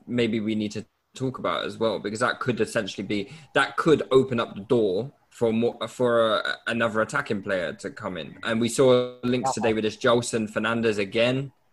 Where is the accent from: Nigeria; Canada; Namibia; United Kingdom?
Nigeria; I'm a Nigerian.